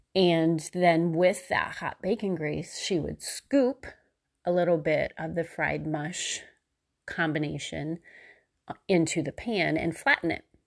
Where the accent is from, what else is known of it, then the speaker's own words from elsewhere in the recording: Missouri, United States; I was still in Missouri, just like I had been in my hometown